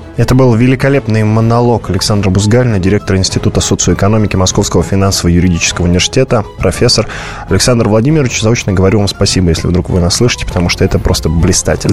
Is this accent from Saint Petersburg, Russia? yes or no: no; Volgograd, Volgograd Oblast, Russia; город-спутник города Волгограда, откуда я родом